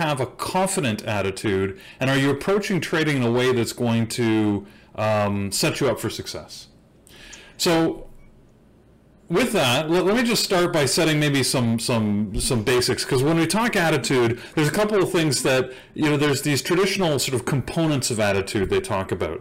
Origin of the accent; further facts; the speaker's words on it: Canada; I'm Canadian